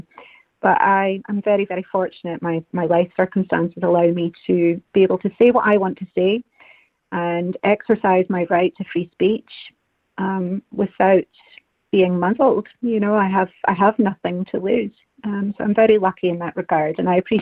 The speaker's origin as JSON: {"language": "English", "region": "Scotland", "country": "United Kingdom", "said": "as Scottish women"}